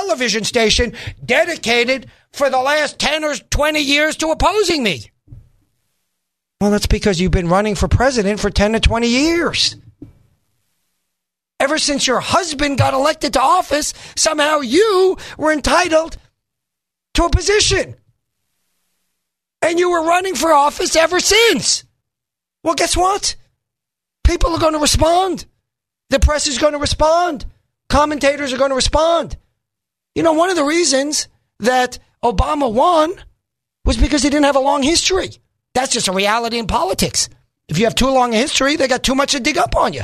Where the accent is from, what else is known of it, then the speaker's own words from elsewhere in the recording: New York, United States; moved away; I grew up in a modest home. We didn't have so many trailers. I come from New York originally, as you know. We didn't have so many trailers. But I grew up there